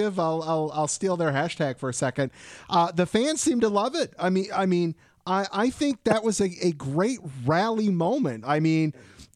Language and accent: English; Detroit, Michigan, United States; I'm from Detroit